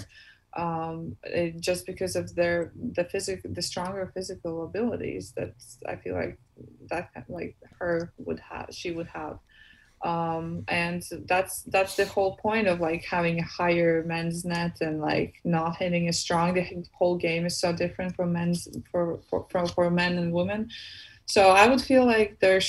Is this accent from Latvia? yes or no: yes; Latvia; moved away as an adult; now in United States; my hometown